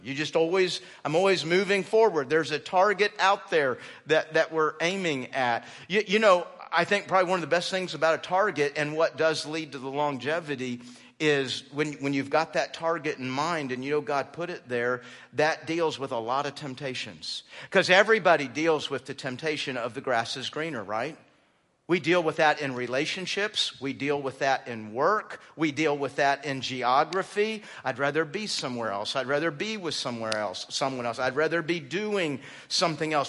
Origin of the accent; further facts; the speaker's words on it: Texas, United States; moved away; also born or lived in Phoenix, Arizona / South Carolina; We were mostly raised in Texas